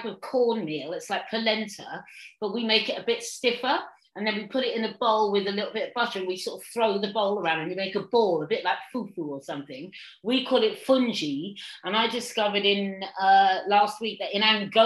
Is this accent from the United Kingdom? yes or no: yes; Suffolk, East of England, United Kingdom; now in London, United Kingdom; I grew up in Suffolk, and then I used to come down to London, and when I finally moved to London